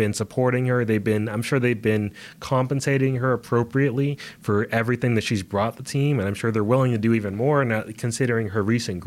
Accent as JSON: {"language": "English", "country": "United States", "said": "We are from America"}